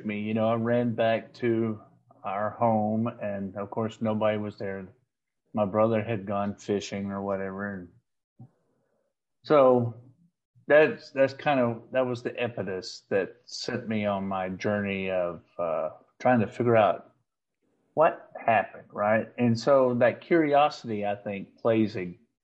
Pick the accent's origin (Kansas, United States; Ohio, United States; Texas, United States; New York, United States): Texas, United States; Paris; I grew up in Paris, Texas, just across the Red River